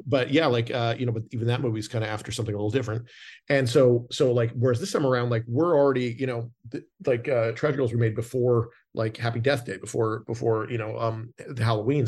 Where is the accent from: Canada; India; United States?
Canada; moved away; I'm from Canada originally